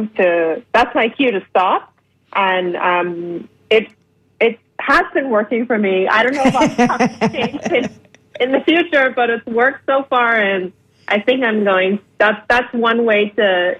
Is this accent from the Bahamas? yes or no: yes; Bahamas; now in Toronto, Canada; I'm from the Bahamas